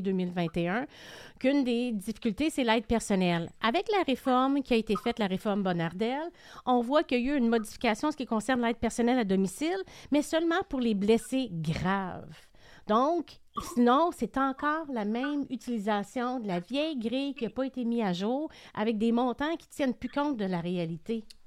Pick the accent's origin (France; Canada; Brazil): Canada; Quebec; qu'on a en tant que Québécois